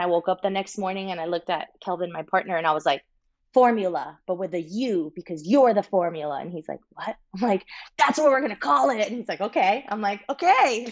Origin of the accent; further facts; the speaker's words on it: Miami, Florida, United States; moved away as an adult; also born or lived in Santiago, Chile; now in Los Angeles, United States; I was born in Santiago, Chile, raised in Miami, Florida from the age of five